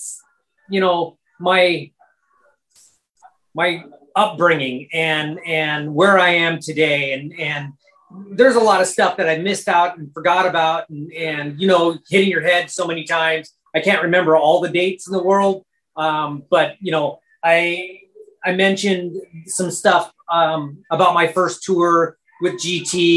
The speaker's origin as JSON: {"language": "English", "town": "Long Beach", "region": "California", "country": "United States", "tie": "born or raised there", "also_born_or_lived": "Bellflower, California", "said": "Long Beach was where I grew up. Bellflower is my hometown."}